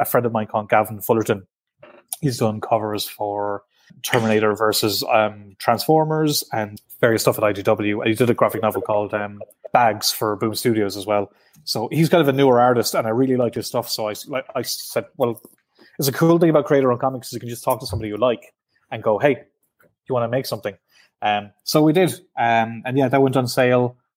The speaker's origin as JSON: {"language": "English", "country": "Ireland", "said": "I'm from the South"}